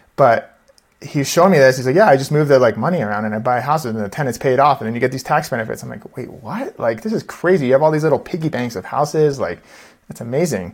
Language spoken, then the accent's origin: English; Seattle, Washington, United States; also born or lived in New York / San Diego / Austin, Texas; now in Denver, United States; we're from Seattle originally.